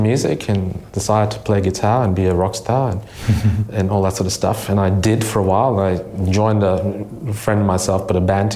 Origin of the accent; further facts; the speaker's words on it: Kolkata, West Bengal, India; now in Australia; born in a middle-class family, pretty privileged life in Calcutta